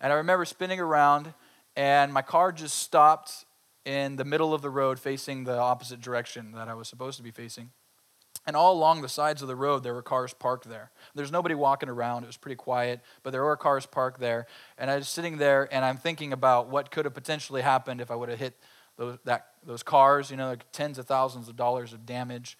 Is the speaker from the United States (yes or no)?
yes; Colusa County, California, United States; I grew up in Colusa County